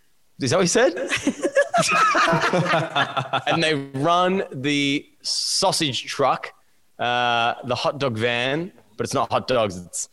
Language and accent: English; Australia; As an Australian